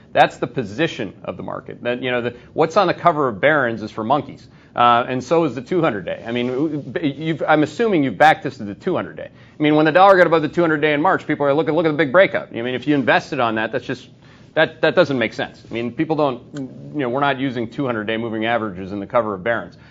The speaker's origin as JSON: {"language": "English", "country": "Canada", "said": "We're both Canadian"}